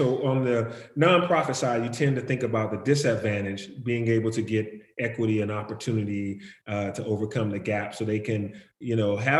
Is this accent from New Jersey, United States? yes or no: no; Atlanta, Georgia, United States; I grew up right here in Atlanta